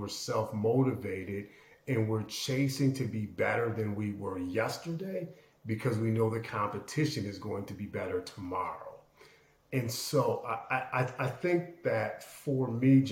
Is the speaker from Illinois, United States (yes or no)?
yes; Aurora, Illinois, United States; I grew up in suburban Chicago, second largest city in Illinois, Aurora specifically